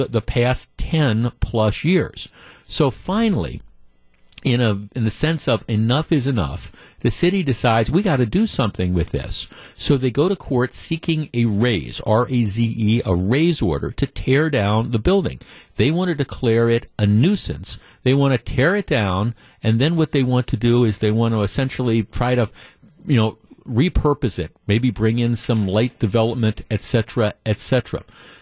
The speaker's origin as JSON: {"language": "English", "town": "Glendale", "region": "Wisconsin", "country": "United States", "tie": "born or raised there", "said": "When I was in high school, growing up in Glendale"}